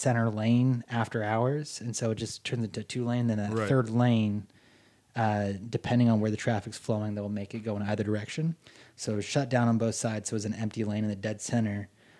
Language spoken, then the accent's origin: English; East Bay of San Francisco, California, United States; moved away as an adult; also born or lived in Northridge, California; now in Beverly Hills, United States; And then when I was seven, my family, or five, I can't remember, my stepdad and my mom moved up to the East Bay of San Francisco. Okay. I grew up there pretty much until I was about 18.